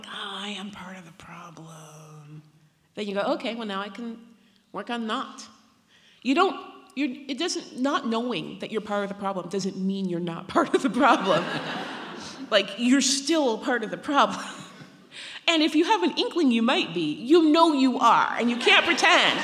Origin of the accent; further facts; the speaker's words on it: Pacific Northwest, United States; I grew up in the Pacific Northwest, in a country that believes in educating women